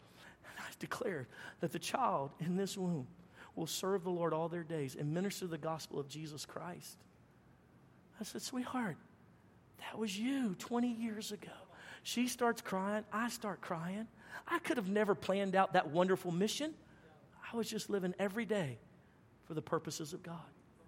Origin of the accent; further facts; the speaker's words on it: Baton Rouge, Louisiana, United States; moved away; I said, I'm from Baton Rouge.